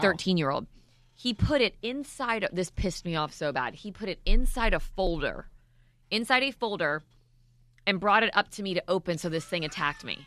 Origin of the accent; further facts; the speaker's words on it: Maryland, United States; moved away; I'm from Maryland